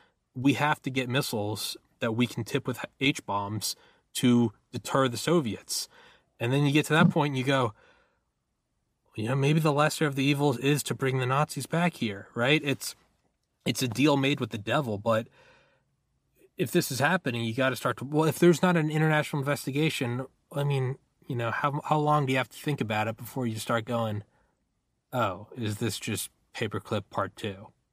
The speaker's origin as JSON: {"language": "English", "region": "New Hampshire", "country": "United States", "tie": "born or raised there", "also_born_or_lived": "Georgia", "moved": "yes", "said": "I was born in New Hampshire. I went to college in Georgia."}